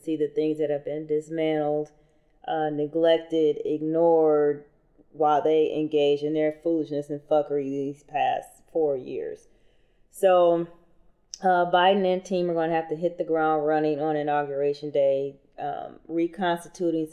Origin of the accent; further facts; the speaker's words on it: Michigan, United States; Michigan, my home state